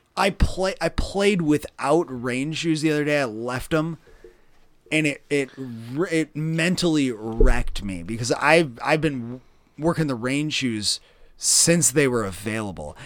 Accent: Midwest, United States; growing up in the Midwest

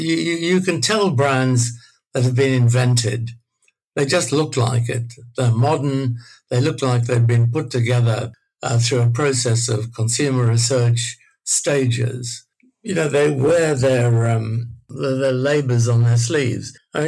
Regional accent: Australia; Being Australian was very macho.

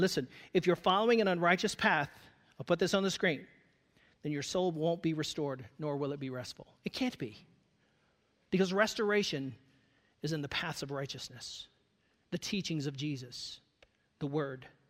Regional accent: Goochland, Virginia, United States; I was at this uh, festival in my hometown. It was called Goochland Day

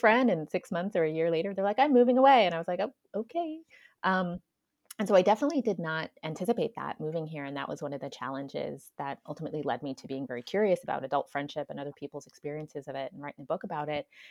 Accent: Florida, United States; moved away as an adult; also born or lived in Seattle / Pacific Northwest / Hawaii; now in California, United States; I grew up in Florida, and then in my early adulthood, I also moved to Seattle

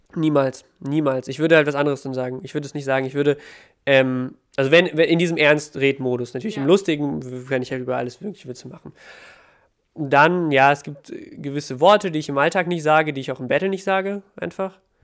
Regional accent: Ukraine; now in Germany; Ich komme, ich bin ja aus der Ukraine

